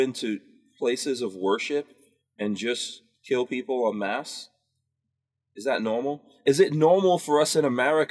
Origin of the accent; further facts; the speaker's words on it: New York City, New York, United States; I grew up in New York City.